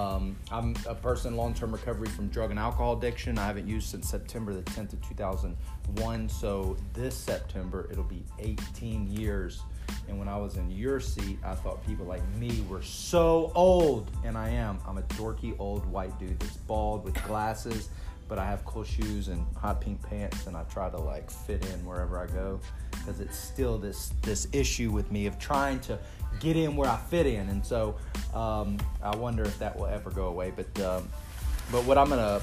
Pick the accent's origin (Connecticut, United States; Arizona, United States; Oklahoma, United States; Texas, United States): Texas, United States; I'm from Texas. I grew up with a family that were, for the most part, I thought it was quite social drinking